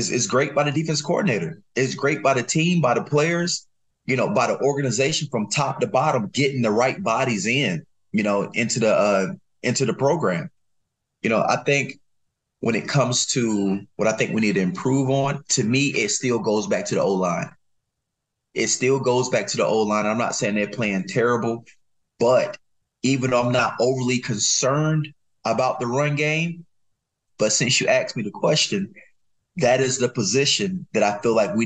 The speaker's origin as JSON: {"language": "English", "region": "North Carolina", "country": "United States", "said": "I'm from North Carolina."}